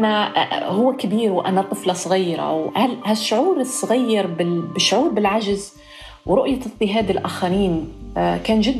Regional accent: Libya; accent: Libyan; now in Malmö, Sweden; ممكن نحكي باللهجة الليبية عادي؟

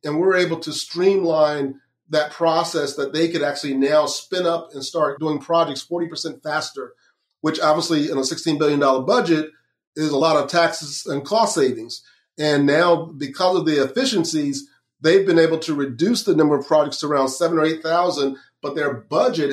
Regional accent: Lakeland, Florida, United States; I grew up in Central Florida in Lakeland

